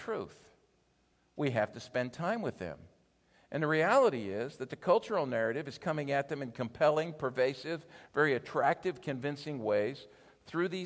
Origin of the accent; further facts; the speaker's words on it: Philadelphia, Pennsylvania, United States; I'm from the Philadelphia area